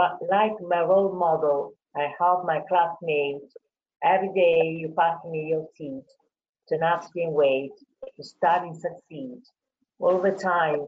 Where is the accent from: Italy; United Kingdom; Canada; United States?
Italy; English is a second language; also born or lived in Tuscany; I'm Italian. I'm speaking to you from Tuscany. I live near Florence.